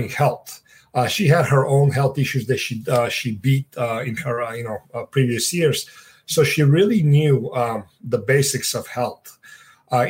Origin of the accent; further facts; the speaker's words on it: Sofia, Sofia City, Bulgaria; moved away; I was born and raised in Eastern Europe, Sofia, Bulgaria